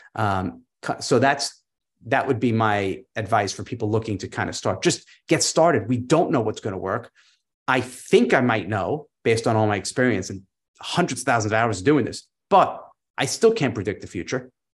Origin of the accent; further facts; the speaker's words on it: New York, United States; moved away; I'm a New Yorker originally